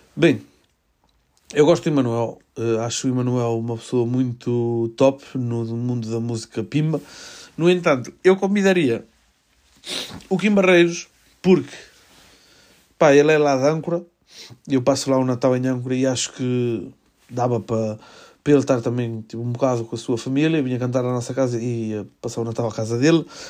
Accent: Melgaço, Norte, Portugal; Eu sou de Melgaço, vejo, miro a Espanha do, por mim ventana

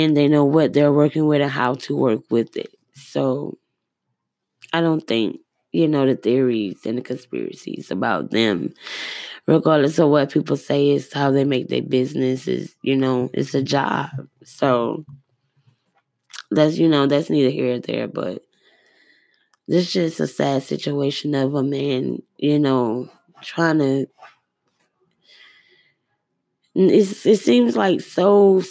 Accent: Atlanta, Georgia, United States; moved away; also born or lived in Albany, Georgia / Missouri; born and raised in Atlanta and Albany, Georgia

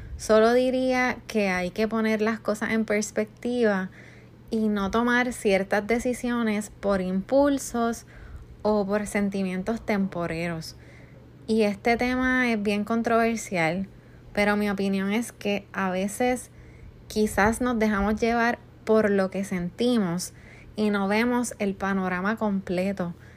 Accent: Puerto Rico; moved away; yo soy de Puerto Rico

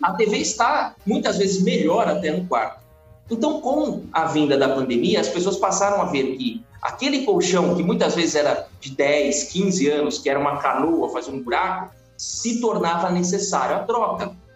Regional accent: São Bernardo do Campo, São Paulo, Brazil; moved away as an adult; eu sou de São Bernardo do Campo

